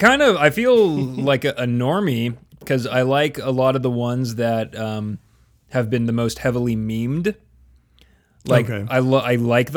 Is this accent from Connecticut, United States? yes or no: no; near Brentwood, California, United States; in Brentwood, which was like the city that bordered my hometown